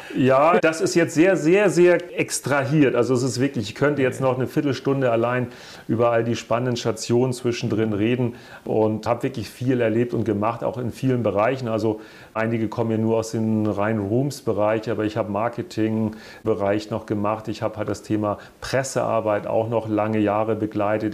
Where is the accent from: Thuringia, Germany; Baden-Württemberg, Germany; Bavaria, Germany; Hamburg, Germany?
Hamburg, Germany; ich ja auch als gebürtiger Hamburger auf St. Pauli geboren wurde